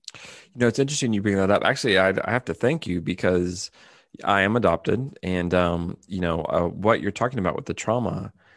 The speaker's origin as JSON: {"language": "English", "region": "California", "country": "United States", "moved": "as an adult", "lives_now": "Japan", "said": "I'm from California in, in America"}